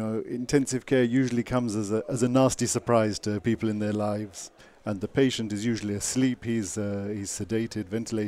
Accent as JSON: {"language": "English", "region": "England", "country": "United Kingdom", "moved": "yes", "lives_now": "Jerusalem, Israel", "said": "From England"}